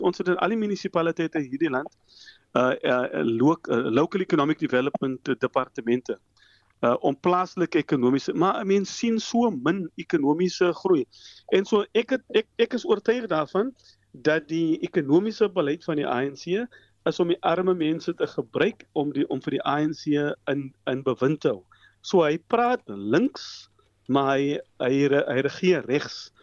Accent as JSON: {"language": "Afrikaans", "country": "South Africa", "said": "as Suid-Afrikaners"}